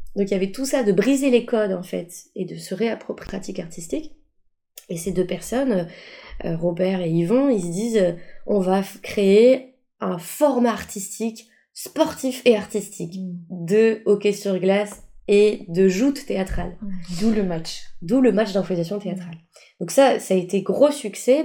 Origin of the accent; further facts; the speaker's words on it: Paris, Île-de-France, France; also born or lived in Boullay-les-Troux; je viens de Paris, Paris 13e arrondissement et on vivait dans des grandes tours